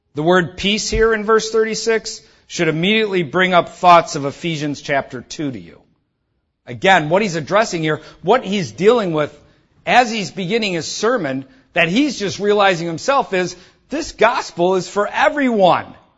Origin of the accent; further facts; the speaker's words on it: Detroit, Michigan, United States; I'm from Detroit